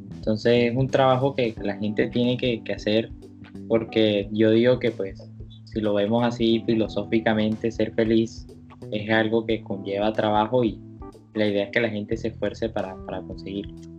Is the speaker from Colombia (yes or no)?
yes; Colombia; como colombiano